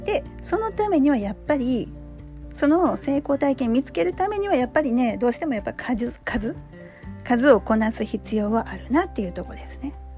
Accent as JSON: {"language": "Japanese", "region": "Osaka", "country": "Japan", "said": "これ大阪人なんでね"}